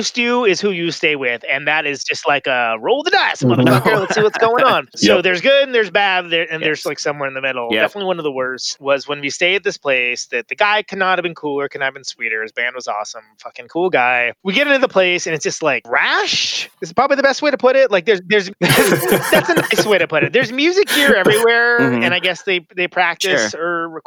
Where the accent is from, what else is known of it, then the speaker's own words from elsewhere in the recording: Oakland, California, United States; we're from Oakland. We're pretty far from home.